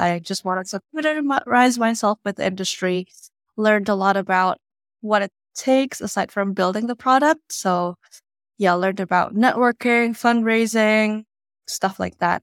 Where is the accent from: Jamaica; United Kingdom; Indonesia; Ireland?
Indonesia; moved away as an adult; now in United States; I was born and raised in Indonesia, and I moved to the U S for college back in twenty fifteen